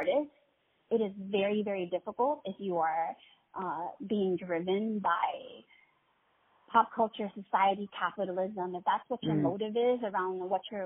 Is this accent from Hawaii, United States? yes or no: yes; Honolulu, Hawaii, United States; moved away; also born or lived in California; I was born and raised in Honolulu, Hawaii